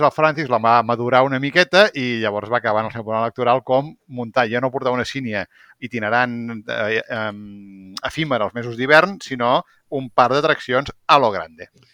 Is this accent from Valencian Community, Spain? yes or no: no; Vilanova i la Geltrú, Catalonia, Spain; soc de, ran, de Rancio Bolengo.